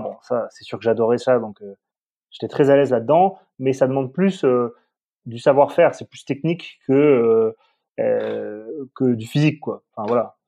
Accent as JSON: {"language": "French", "region": "south-west France", "country": "France", "tie": "born or raised there", "said": "je suis un enfant du Sud-Ouest"}